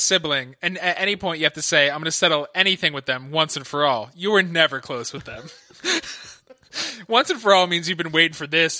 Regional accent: Philadelphia, Pennsylvania, United States; moved away; also born or lived in West Coast; When I was growing up in Philly

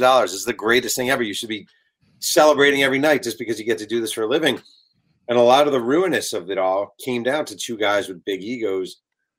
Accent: New York, United States; I actually grew up a New Jersey Nets fan in New York

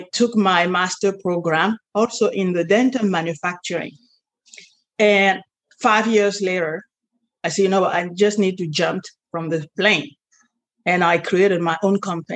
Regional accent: Cameroon; moved away; also born or lived in France; I was born and raised in Africa, Cameroon

